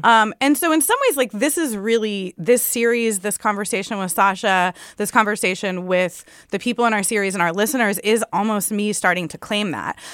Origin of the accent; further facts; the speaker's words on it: San Diego, California, United States; I grew up in San Diego in a not a super culturally Mexican household